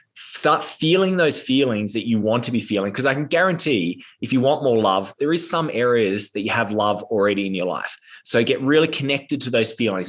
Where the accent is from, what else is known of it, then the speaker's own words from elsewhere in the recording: Australia; I am Australian, but I'm actually in America right now